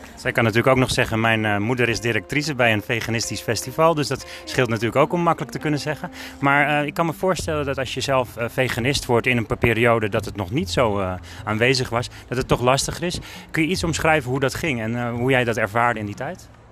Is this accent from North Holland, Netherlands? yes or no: yes; Alkmaar, North Holland, Netherlands; ik kom uit Alkmaar